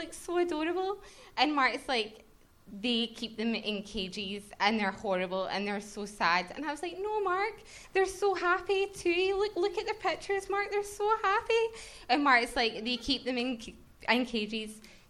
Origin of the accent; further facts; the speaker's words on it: Glasgow, Scotland, United Kingdom; We're from Glasgow. We came down specifically for the show.